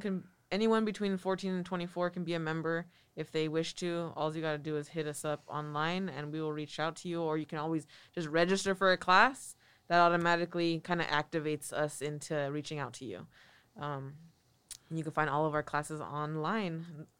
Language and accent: English; Watsonville, California, United States; also born or lived in San Francisco; I grew up in Watsonville